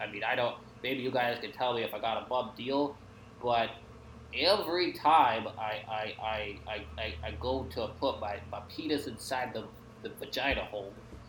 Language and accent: English; Kansas City, Kansas, United States; I guess literally every time I tell them I'm from Kansas City, Kansas.